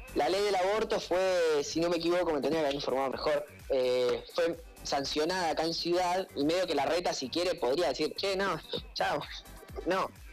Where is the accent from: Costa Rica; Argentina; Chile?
Argentina; ser de Chicago, ser de Latinoamérica, Argentina, las Malvinas, eso, esto es mi patria